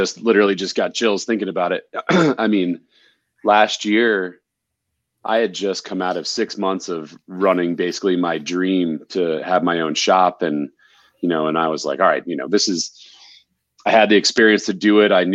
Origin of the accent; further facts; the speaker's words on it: New England, United States; also born or lived in East; now in Colorado, United States; We're both from New England. We live here in Colorado.